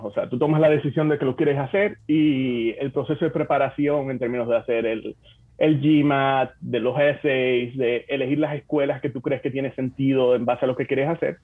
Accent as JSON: {"language": "Spanish", "town": "Santo Domingo", "country": "Dominican Republic", "tie": "born or raised there", "also_born_or_lived": "Bonao", "moved": "as an adult", "lives_now": "United States", "said": "yo nací en Santo Domingo."}